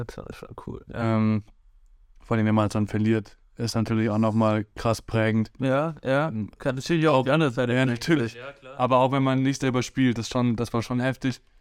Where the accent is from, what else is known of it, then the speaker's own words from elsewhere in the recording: Hesse, Germany; born there; Ich bin ja in Hessen geboren und so und dann habe ich halt in Hessen angefangen zu spielen.